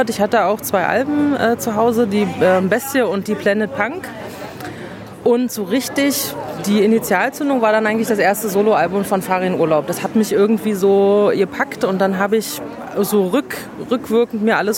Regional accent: Minneapolis, Minnesota, United States; German is a second language; Also hallo … ich komme aus Minneapolis, Minnesota.

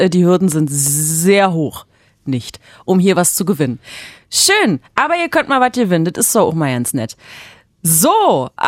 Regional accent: France; Da sage ich als Franzose Chapeau.

